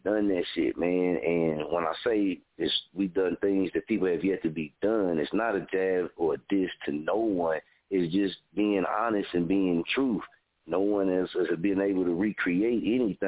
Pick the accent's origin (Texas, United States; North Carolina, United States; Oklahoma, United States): Oklahoma, United States; Muskogee; I've been born and raised in Muskogee